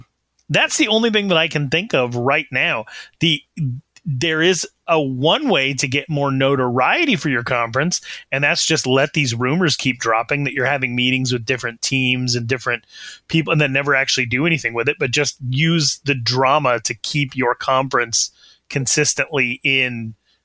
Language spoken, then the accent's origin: English; Wyoming, United States; I'm from Wyoming.